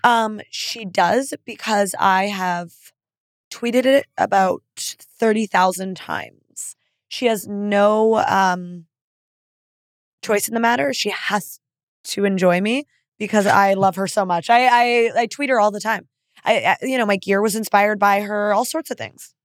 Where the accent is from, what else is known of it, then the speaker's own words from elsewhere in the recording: Canada; moved away; being Canadian